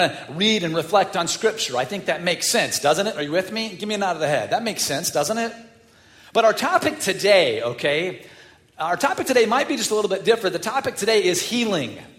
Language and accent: English; Chicago, Illinois, United States; I'm from the North Side.